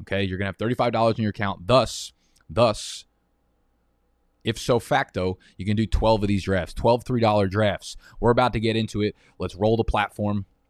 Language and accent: English; New Jersey, United States; I'm from Jersey